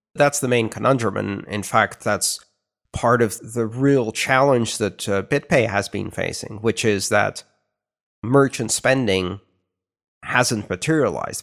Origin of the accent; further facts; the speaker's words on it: Greece; moved away; growing up in Greece